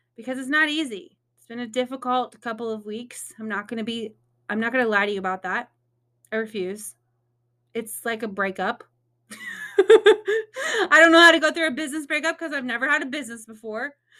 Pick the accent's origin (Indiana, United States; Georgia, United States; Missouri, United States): Indiana, United States; moved away as an adult; now in Texas, United States; I'm originally from Indiana.